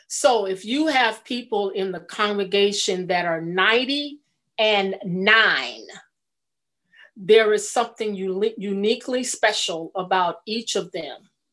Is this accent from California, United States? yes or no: yes; California, United States; born or raised there; moved away as an adult; also born or lived in Atlanta, Georgia